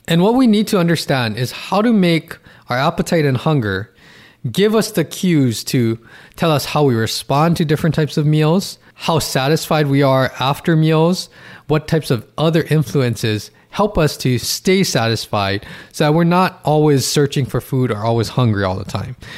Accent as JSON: {"language": "English", "region": "Hawaii", "country": "United States", "said": "I'm from Hawaii"}